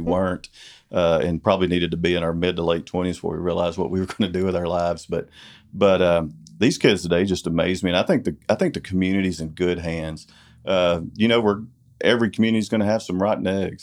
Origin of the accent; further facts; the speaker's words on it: Corsicana, Texas, United States; also born or lived in Dallas / Italy, Texas; this has been my hometown